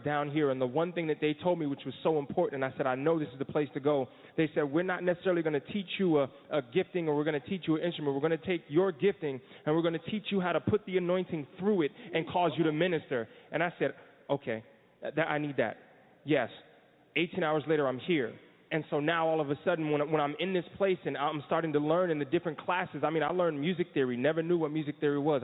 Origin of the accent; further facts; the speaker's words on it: New Jersey, United States; now in Florida, United States; I'm from New Jersey